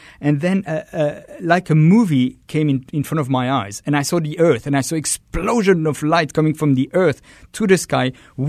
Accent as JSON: {"language": "English", "region": "Geneva", "country": "Switzerland", "tie": "born or raised there", "said": "Yeah, I grew up in Geneva, and now I'm close to Lausanne."}